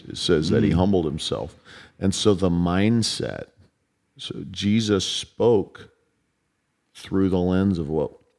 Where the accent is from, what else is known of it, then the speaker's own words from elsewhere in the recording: Chicago, Illinois, United States; We're both from Chicago, my brother.